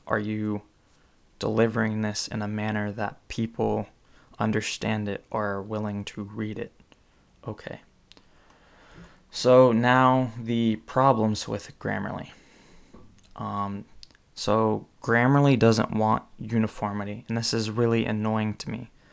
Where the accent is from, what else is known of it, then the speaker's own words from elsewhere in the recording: California, United States; I'm from California